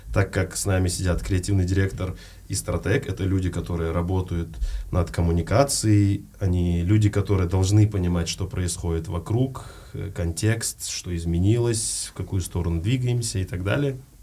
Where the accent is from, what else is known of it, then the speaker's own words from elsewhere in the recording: Uzbekistan; moved away as an adult; also born or lived in Almaty, Kazakhstan; я узбек